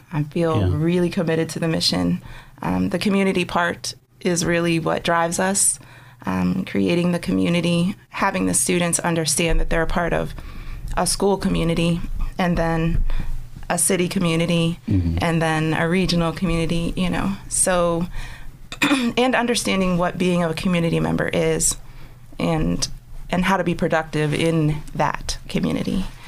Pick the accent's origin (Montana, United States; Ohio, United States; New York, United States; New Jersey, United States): Ohio, United States; Conneaut; moved away as an adult; also born or lived in Altoona, Pennsylvania; now in Erie, United States; I was born in Altoona, but I grew up in Conneaut, Ohio